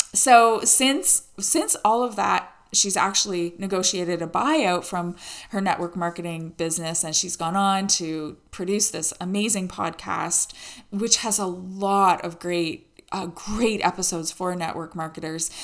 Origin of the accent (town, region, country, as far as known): Canada